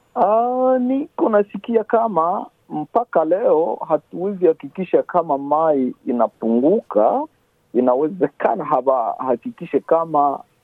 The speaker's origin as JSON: {"language": "Swahili", "country": "DR Congo", "moved": "yes", "lives_now": "Shepparton, Australia", "said": "sie wakongomani tunatoka kwetu Kongo"}